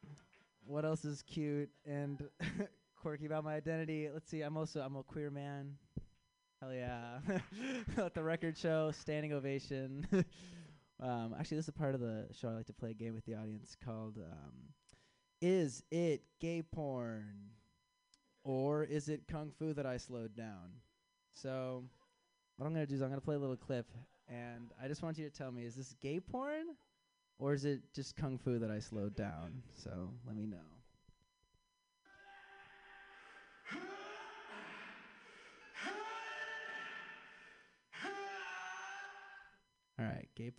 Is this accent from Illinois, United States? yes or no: yes; Chicago, Illinois, United States